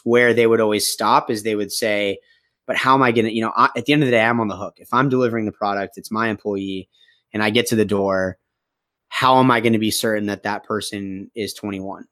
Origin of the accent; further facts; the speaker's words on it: Phoenix, Arizona, United States; moved away as an adult; also born or lived in Boston; I grew up, uh, in the beautifully hot city of Phoenix, Arizona